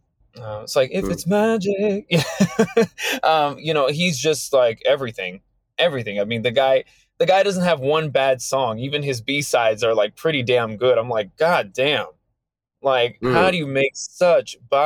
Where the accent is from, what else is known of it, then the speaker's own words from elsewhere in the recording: suburban Maryland, United States; I grew up in suburban Maryland.